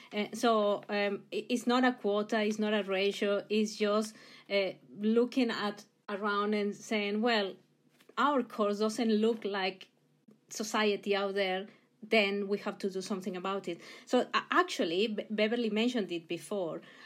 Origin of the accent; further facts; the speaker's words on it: Mexico; English is a second language; moved away; I, I come originally from Mexico. You'll hear the accent, I'm sure